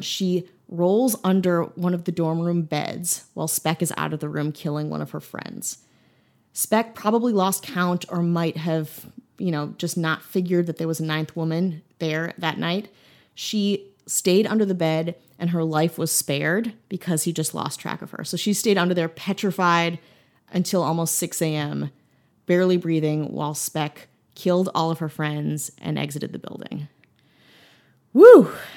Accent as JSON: {"language": "English", "region": "Wisconsin", "country": "United States", "tie": "born or raised there", "moved": "yes", "said": "I went home back to Wisconsin and thinking about what we've done for my home state"}